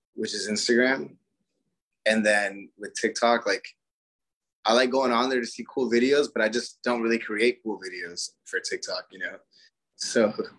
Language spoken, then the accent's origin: English; Florida, United States; also born or lived in Puerto Rico (ancestry); now in Arizona, United States; so I grew up in Florida. I'm Puerto Rican, and I grew up on salsa music and bachata. And then when I moved to Arizona